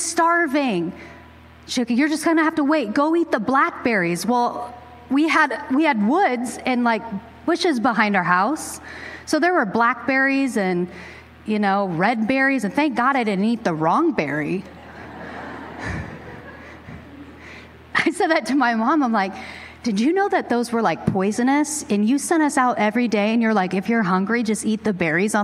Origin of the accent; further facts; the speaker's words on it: Pacific Northwest, United States; growing up in the Great Northwest, I grew up in the 90s